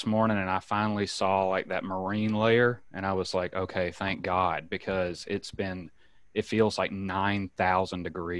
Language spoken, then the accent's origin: English; Alabama, United States; moved away as an adult; also born or lived in Gulfport, Mississippi; now in San Diego, United States; I'm originally from Alabama. I started doing stand up there when I was 18.